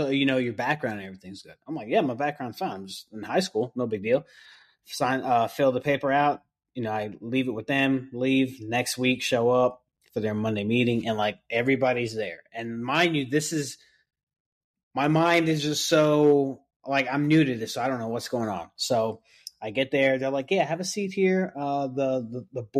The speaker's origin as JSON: {"language": "English", "region": "New York", "country": "United States", "tie": "born or raised there", "moved": "yes", "lives_now": "Mooresville, United States", "said": "I was born and raised in New York"}